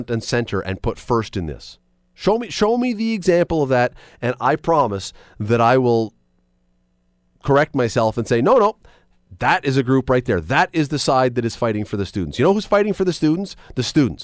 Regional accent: Toronto, Ontario, Canada; moved away as an adult; now in Hamilton, Canada; I grew up in Toronto. I've been in Hamilton for more than half my life.

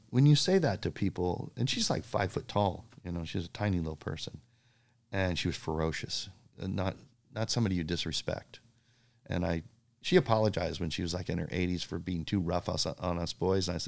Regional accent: Bowling Green, Kentucky, United States; born there; Well, uh, actually, born in Bowling Green, Kentucky, which was really a fun thing to put on my contest

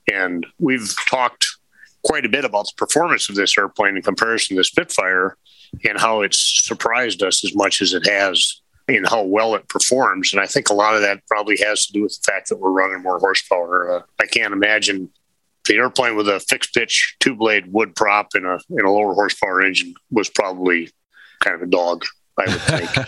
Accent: Minot, North Dakota, United States; I'm in Minot, North Dakota. That's where I grew up

